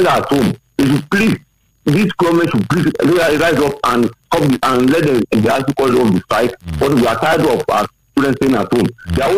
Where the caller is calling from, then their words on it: Ogun State, Nigeria; calling from Ogun State.